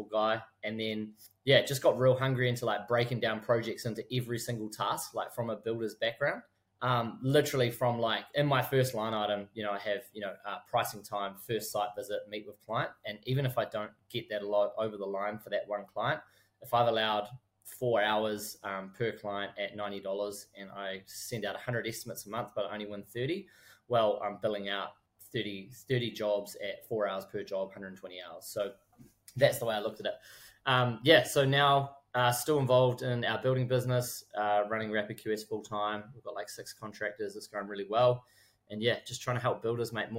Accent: New Plymouth, Taranaki, New Zealand; also born or lived in Whanganui, New Zealand / Queenstown, New Zealand; now in Auckland, New Zealand; I'm 30, living in Auckland at the moment. Started in Whanganui, went to school New Plymouth Boys

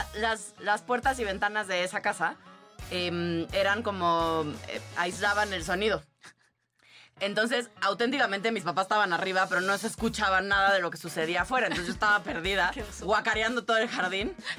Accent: Tabasco, Mexico; yo crecí en Tabasco

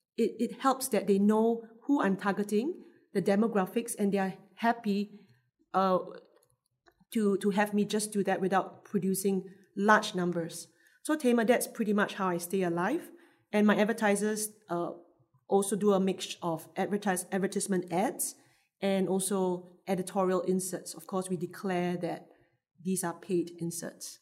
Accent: Singapore; I'm Singaporean. I work here

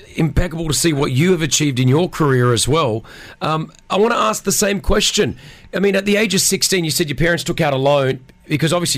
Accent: Australia; me as an Australian

